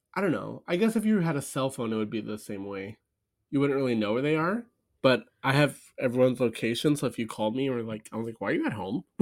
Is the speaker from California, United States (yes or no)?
yes; Southern California, United States; we're from Southern California